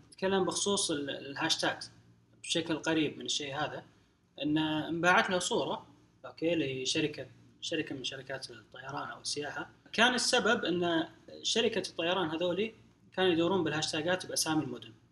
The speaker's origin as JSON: {"language": "Arabic", "country": "Saudi Arabia", "said": "عندنا في السعوديه او في الخليج"}